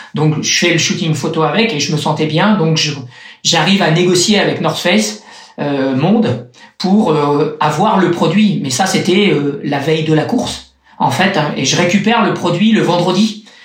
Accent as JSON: {"language": "French", "town": "Châtellerault", "region": "Nouvelle-Aquitaine", "country": "France", "tie": "born or raised there", "also_born_or_lived": "La Rochelle / Cannes / Nice area", "moved": "as an adult", "said": "Un pays plat. Un pays plat. Mais vraiment très plat. J'habitais dans un petit village qui s'appelle Châtellerault, donc dans la, dans la Vienne."}